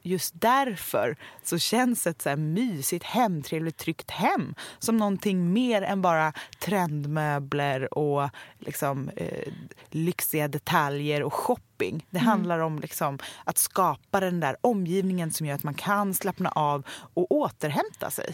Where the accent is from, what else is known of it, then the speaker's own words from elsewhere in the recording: Stockholm, Stockholm County, Sweden; jag är ju uppvuxen på Östermalm